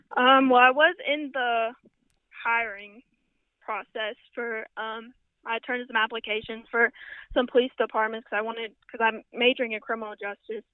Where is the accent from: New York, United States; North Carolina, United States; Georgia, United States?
North Carolina, United States; Central; I'm from Central North Carolina